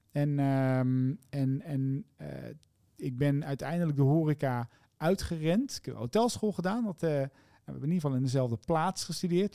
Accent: Zevenaar, Gelderland, Netherlands; mijn geboortedorp. Mm Zevenaar, in het oosten van het mhm. land. En daar ben ik al heel vroeg in de afwas geschopt door mijn lieftallige papa

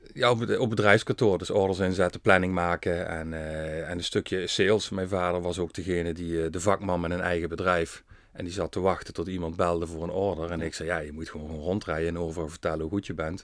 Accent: Venray, Limburg, Netherlands; geboren en getogen in Venray

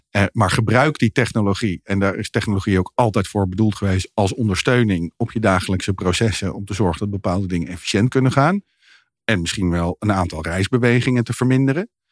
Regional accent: Netherlands; als Nederlanders

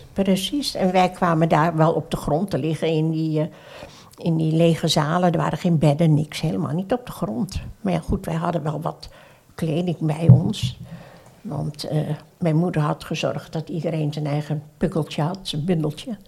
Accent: Surabaya, East Java, Indonesia; now in Netherlands; ben geboren in Surabaya, ah. Oost-Java

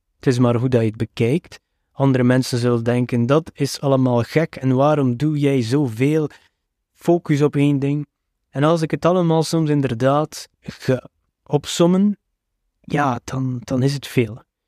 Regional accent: West Flanders, Belgium; Als West-Vlaming twijfel je altijd aan de uitspraak van alle woorden.

